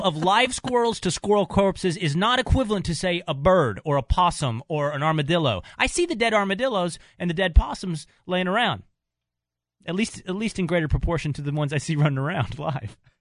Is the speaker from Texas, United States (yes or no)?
yes; Texas, United States; moved away as an adult; growing up in Texas, like it's not a huge uh, Polish population